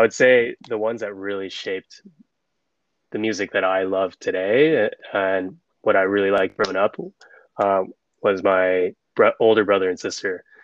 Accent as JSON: {"language": "English", "town": "Richmond", "region": "California", "country": "United States", "tie": "born or raised there", "said": "I'm from the Bay Area originally. Grew up in both Richmond and came from a pretty musical"}